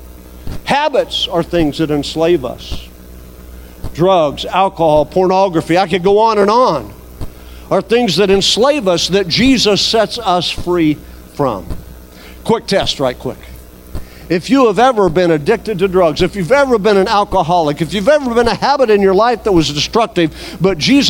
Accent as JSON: {"language": "English", "country": "United States", "said": "as an American"}